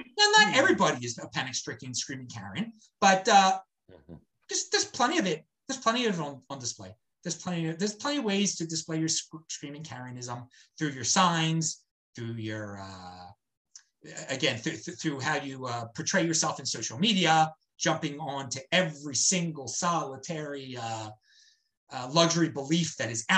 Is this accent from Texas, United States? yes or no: no; Baltimore, Maryland, United States; moved away; I am from Baltimore